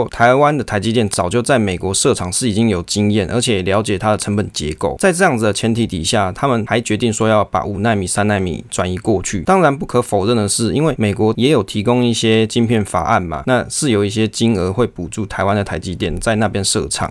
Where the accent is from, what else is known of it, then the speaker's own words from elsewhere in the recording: Taiwan; 身为台湾人的我们